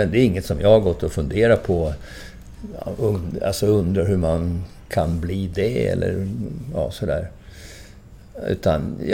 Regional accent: Valdemarsvik, Östergötland, Sweden; moved away; also born or lived in Lidingö; Östgöte, gudskelov. jag är från Valdemarsvik

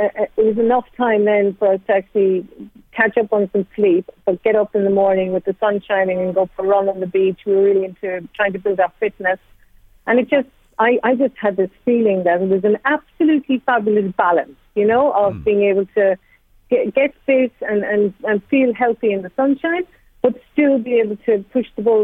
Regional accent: Cork, Munster, Ireland; now in Australia; I grew up in Cork

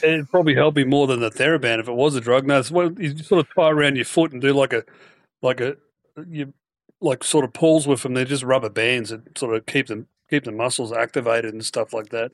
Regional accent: Queensland, Australia; the Queensland Open being my own, my own state

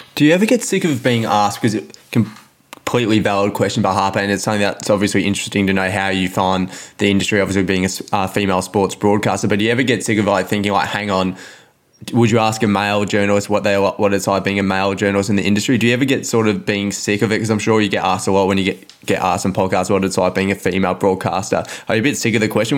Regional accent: Melbourne, Victoria, Australia; also born or lived in Mornington Peninsula; I live in the peninsula now, but I grew up in Carlton

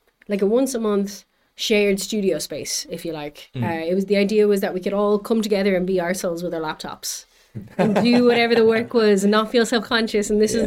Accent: Bray, Leinster, Ireland; now in Berlin, Germany; I'm from Bray, but all of my friends that grew up there couldn't afford to live there.

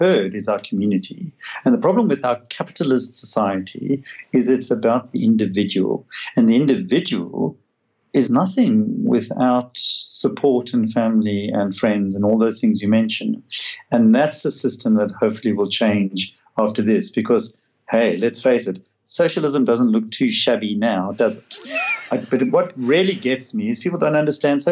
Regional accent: South Africa; I come from South Africa

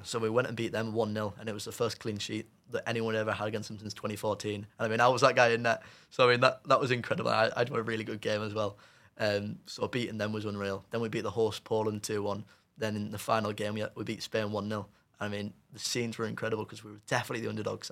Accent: England, United Kingdom; I'm just an English lad that doesn't speak a word of Polish

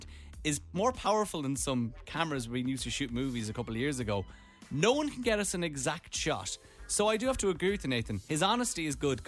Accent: Ireland; accent: Irish; I'm from Ireland

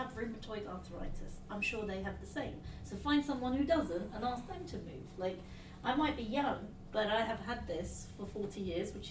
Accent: England, United Kingdom; I'm English

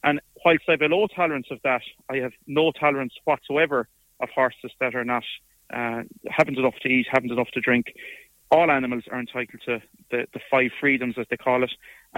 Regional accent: Meelick, Munster, Ireland; and I'm from Meelic, as you know, just out the road.

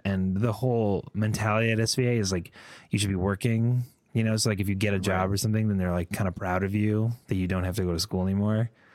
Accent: Connecticut, United States; moved away as an adult; also born or lived in Boston / New York City; I grew up in Connecticut

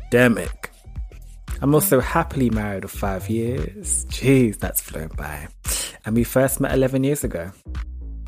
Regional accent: London, United Kingdom; also born or lived in Wolverhampton; I was born in the West Midlands, Wolverhampton to be precise, but there's nothing there. So me and my Marge sashayed out of there quick time and I spent most of my adolescence in Highbury

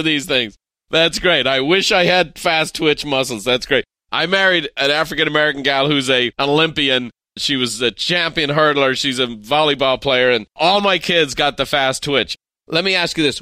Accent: Ireland; as an Irishman

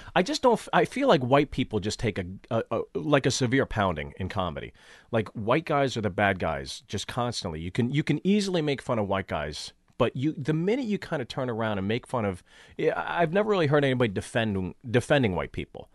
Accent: Pittsburgh, Pennsylvania, United States; moved away; also born or lived in New York City; I grew up in Pittsburgh, Pittsburgh

